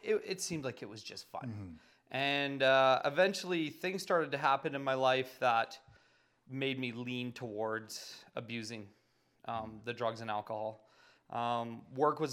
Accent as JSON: {"language": "English", "town": "Calgary", "region": "Alberta", "country": "Canada", "tie": "born or raised there", "said": "I'm born and raised in Calgary"}